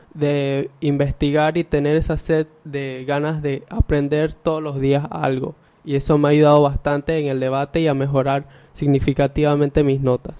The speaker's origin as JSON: {"language": "Spanish", "town": "Ocú", "region": "Herrera", "country": "Panama", "said": "soy de Ocu, orgullosamente del Colegio Rafael Quintero Villarreal"}